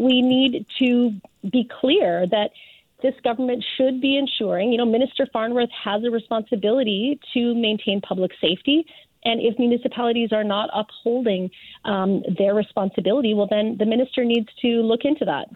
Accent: Surrey, British Columbia, Canada; my hometown of Surrey

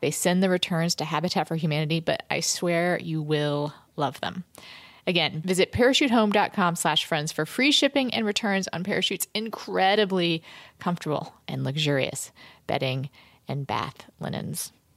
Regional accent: North Carolina, United States; I'm 17 and I'm from North Carolina

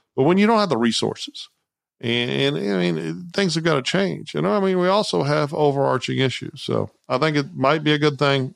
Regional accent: Austin, Texas, United States; now in Houston, United States; I grew up in Austin

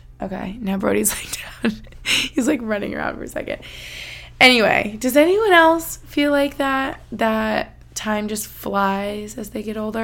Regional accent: United States; moved away; also born or lived in Albany, New York / Boston, Massachusetts; where I grew up in Albany or in Boston

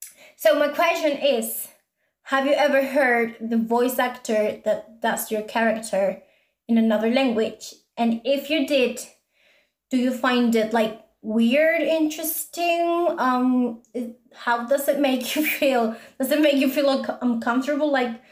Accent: Spain; English is a second language; But I am Spanish. I grew up in Spain and still live in Spain.

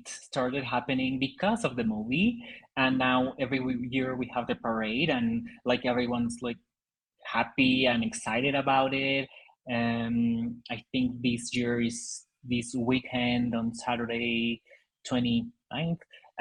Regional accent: Mexico; English is a second language; In Mexico, we are influenced a lot by American culture

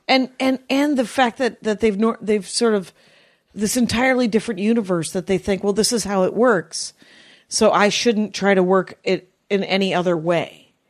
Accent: Wisconsin, United States; now in California, United States; I'm from Wisconsin.

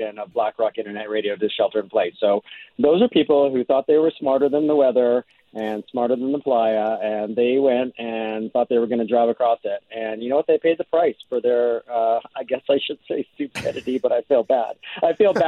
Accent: Winnipeg, Manitoba, Canada; I'm from Winnipeg, so I'm used to walking on the ice

